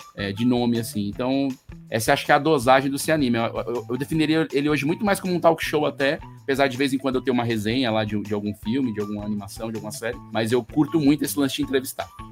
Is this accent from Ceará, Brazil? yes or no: yes; Fortaleza, Ceará, Brazil; eu sou de Fortaleza, no Ceará